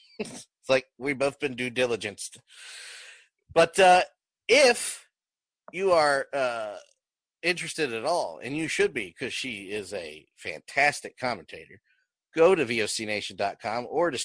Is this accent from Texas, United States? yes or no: yes; Dallas, Texas, United States; When I grew up in the Dallas area, my grandfather was the, hold on, Craig, this gets better.